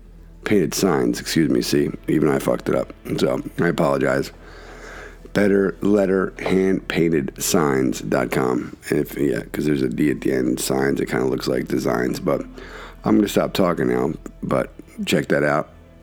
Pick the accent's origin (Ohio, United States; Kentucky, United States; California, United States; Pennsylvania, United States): Pennsylvania, United States; Philadelphia; growing up in Philly, there's tons of graffiti and stuff like